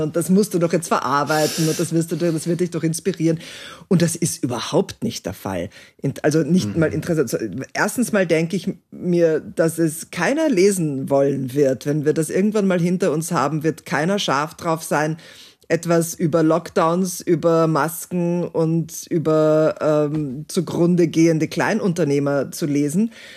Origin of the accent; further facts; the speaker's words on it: Austria; bei uns in Österreich